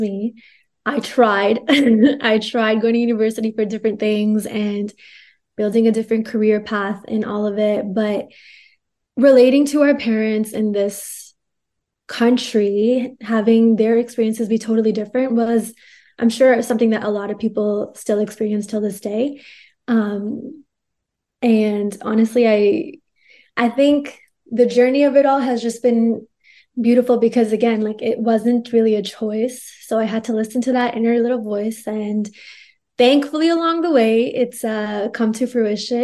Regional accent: Canada; also born or lived in Bathinda, Punjab, India; We're growing up in Canada

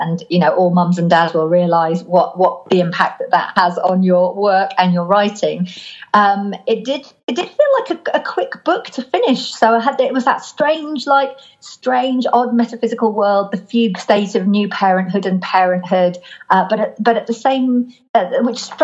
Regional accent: Lake District, North West England, United Kingdom; now in Norwich, United Kingdom; I was brought up in the Lake District in the north of England, which is a very beautiful, very wild place.

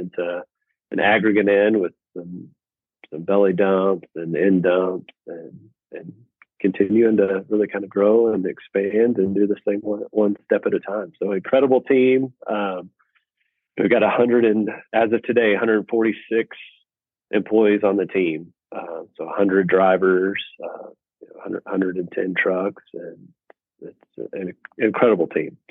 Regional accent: Abilene, Texas, United States; I am born and raised in Abilene, Texas

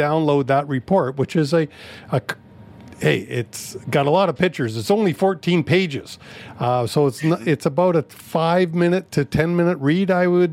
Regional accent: Canada; I'm a proud Canadian

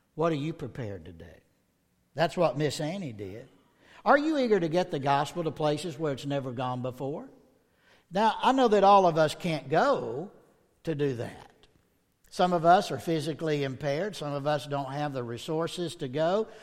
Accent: the South, United States; I'm from the South

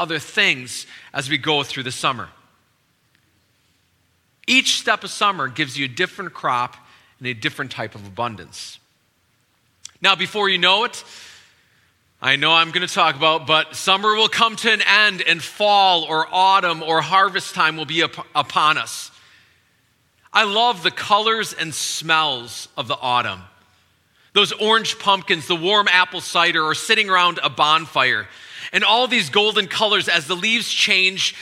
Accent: Wisconsin, United States; now in DC area, United States; I'm originally from Wisconsin

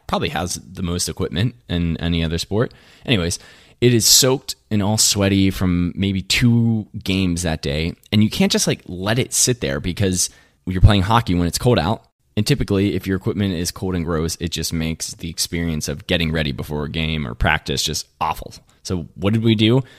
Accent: Latrobe, Pennsylvania, United States; also born or lived in Somerset, Pennsylvania; I was born and raised in Western P A, outside of Pennsylvania, a place called La Trobe

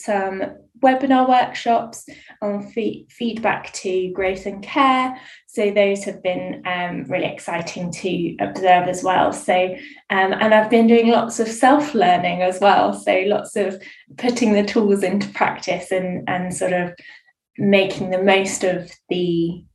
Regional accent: Bournemouth, South West England, United Kingdom; also born or lived in Guildford; now in Hampshire, United Kingdom; I'm originally from Bournemouth

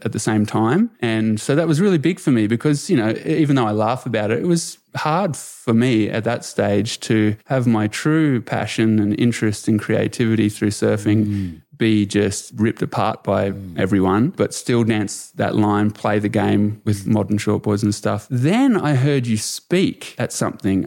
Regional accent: Australia; I was born into here in Australia in the, you know, a few decades later in the nineties. That's when I was growing into it.

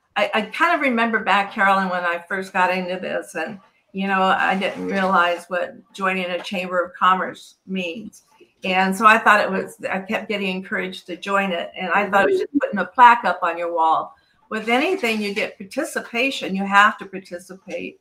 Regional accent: California, United States; I'm born and raised in California

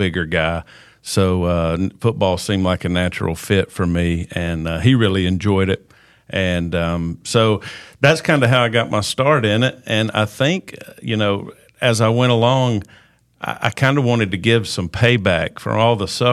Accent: Forsyth County, Georgia, United States; I grew up here in Forsyth County.

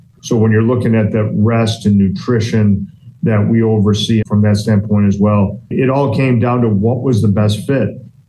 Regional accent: New York, United States; I'm from New York

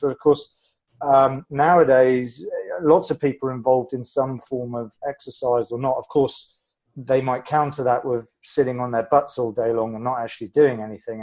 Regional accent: England, United Kingdom; being a Brit, I like talking about the weather

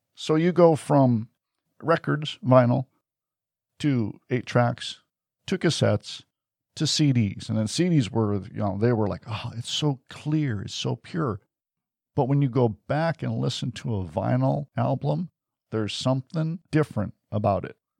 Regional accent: Detroit, Michigan, United States; I grew up in Detroit

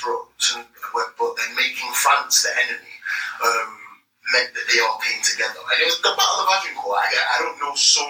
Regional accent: Grenada; now in United Kingdom; as a man of Caribbean heritage, when I was born in Grenada

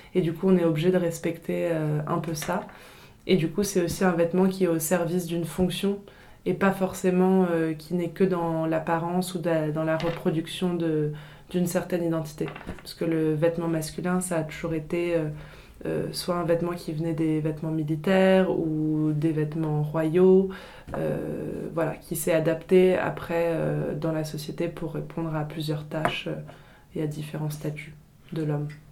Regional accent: Paris, Île-de-France, France; also born or lived in England / Italy; je suis née et j'ai grandi euh, à Paris

